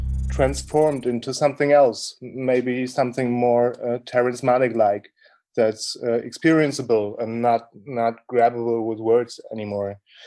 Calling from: Berlin, Germany; I'm speaking from Germany, Berlin.

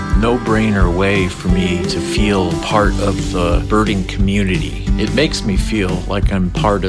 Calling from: Austin, Texas, United States; I'm calling from Austin, Texas.

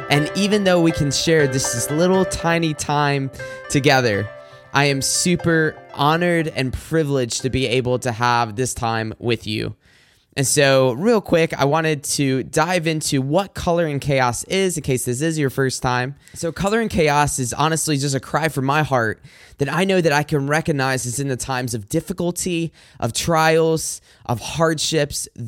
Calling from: Macomb, Michigan, United States; I'm recording from Macomb, Michigan. If you're not familiar with the Detroit metro area, then I am about

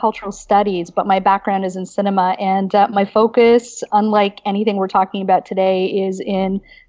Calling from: Toronto, Ontario, Canada; So I am in Toronto. I'm squatting in my partner's office, but technically I'm at Queens.

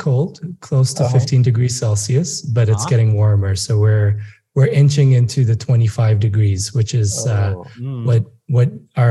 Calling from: Nairobi, Kenya; Thanks for having me. Tuning in from beautiful Nairobi, Kenya.

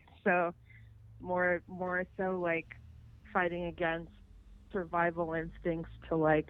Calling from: Los Angeles, California, United States; I'm in LA.

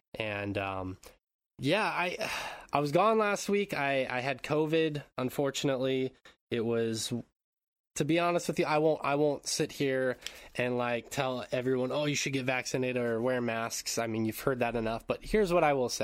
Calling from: Japan; I'm calling in from Japan

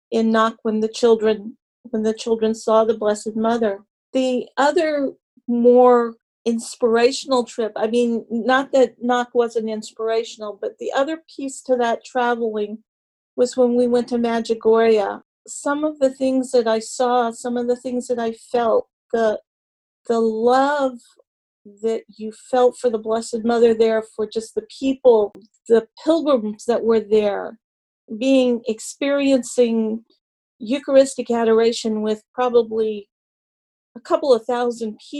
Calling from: Burke Center, Virginia, United States; Fairfax, Virginia. Okay. Well

